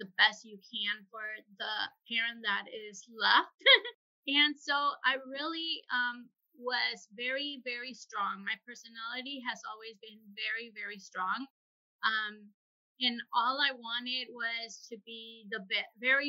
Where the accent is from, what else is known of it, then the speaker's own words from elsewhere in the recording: San Luis Potosí, Mexico; moved away as an adult; now in United States; I was born and raised in San Luis Potosí